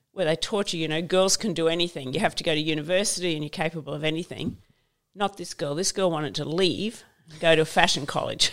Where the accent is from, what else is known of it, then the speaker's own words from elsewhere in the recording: Queensland, Australia; I grew up in Queensland, so we had stumps